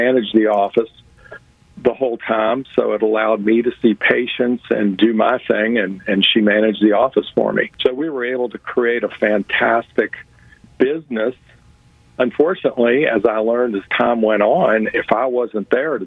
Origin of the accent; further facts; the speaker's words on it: Louisville, Kentucky, United States; I'm from Louisville, Kentucky